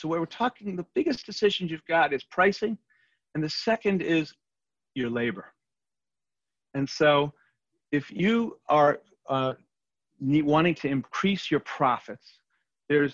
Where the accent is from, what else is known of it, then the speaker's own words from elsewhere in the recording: New York City, New York, United States; I'm from Queens